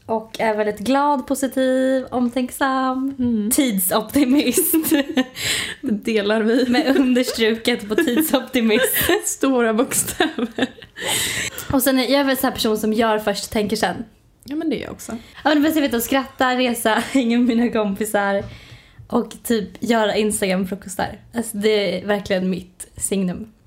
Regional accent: Östergötland, Sweden; accent: Östgöta dialect; Ja du har väldigt mycket dialekt. Ja. Öst, vad säger man? Öst, öst, öst, östgötska. Östgötska säger man väl?

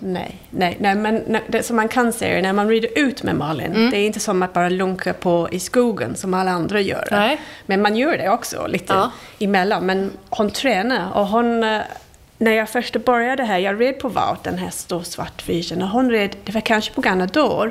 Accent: England, United Kingdom; Swedish is a second language; moved away as an adult; now in Sweden; Jag kommer från England.

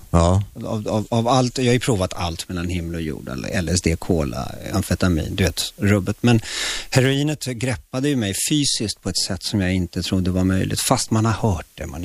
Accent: Chile; now in Sweden; Ja, jag kom från Chile, snyft snyft liksom.

